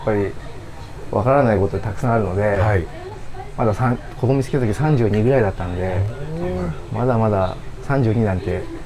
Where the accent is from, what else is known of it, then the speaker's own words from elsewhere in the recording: Tokyo, Japan; そうです 僕の出身の小学校に僕の息子も通ってます